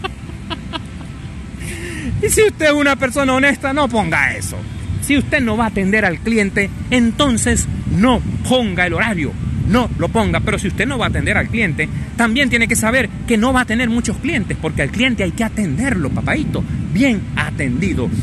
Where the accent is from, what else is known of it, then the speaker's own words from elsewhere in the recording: Venezuela; La mayoría de sus seguidores somos venezolanos